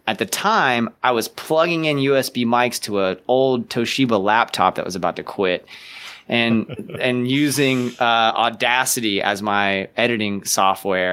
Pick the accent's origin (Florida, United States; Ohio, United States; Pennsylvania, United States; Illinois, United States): Florida, United States; Ocala; growing up in Ocala